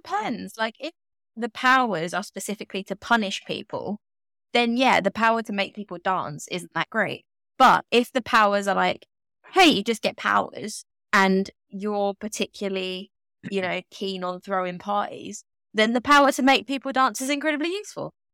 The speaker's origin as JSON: {"language": "English", "country": "United Kingdom", "accent": "British", "said": "my accent is not considered lovely, warm, and British. I mean, it's definitely British"}